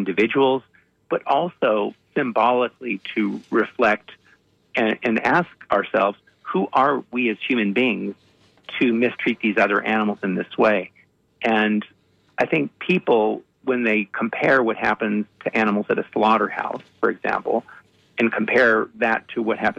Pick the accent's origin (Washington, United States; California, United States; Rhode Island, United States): California, United States; Los Angeles; I grew up in the Hollywood Hills, and there were wild animals